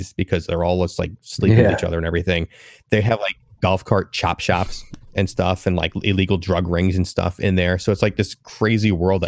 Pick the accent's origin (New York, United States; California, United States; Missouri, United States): New York, United States; Long Island; now in Philadelphia, United States; I was born on Long Island, New York